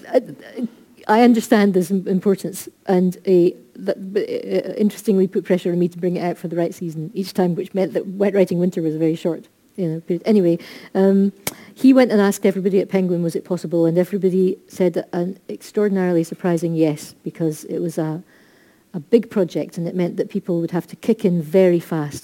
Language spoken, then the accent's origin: English; Scotland, United Kingdom; we are Scottish